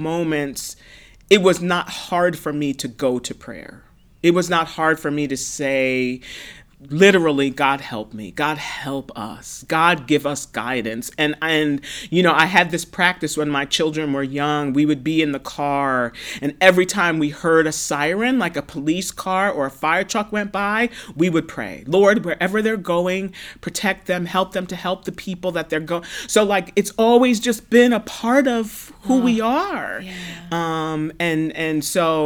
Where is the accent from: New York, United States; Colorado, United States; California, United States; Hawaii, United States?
New York, United States; New York City; I grew up in Brooklyn, New York in the 70s